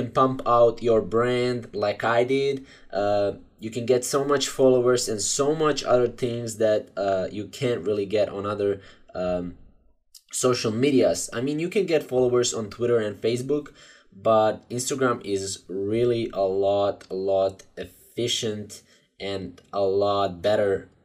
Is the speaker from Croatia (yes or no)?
yes; Croatia; I'm from Croatia